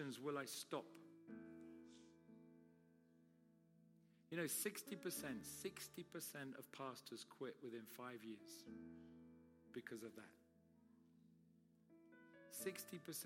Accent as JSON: {"language": "English", "country": "United Kingdom", "said": "I'm Brit."}